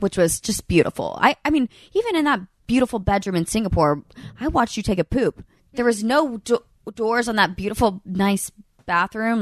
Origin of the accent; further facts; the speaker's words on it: Birmingham, Alabama, United States; I'm from Birmingham